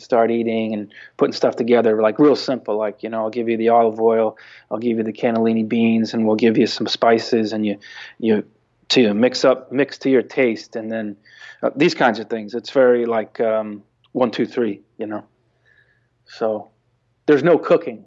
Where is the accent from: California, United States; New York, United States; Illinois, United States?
California, United States; Bay Area; I'm from the Bay Area.